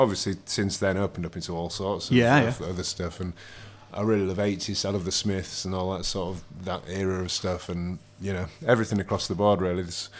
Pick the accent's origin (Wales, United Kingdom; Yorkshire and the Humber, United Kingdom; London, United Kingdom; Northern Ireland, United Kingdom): Yorkshire and the Humber, United Kingdom; Bridlington; I'm from Bridlington, I'm from Yorkshire.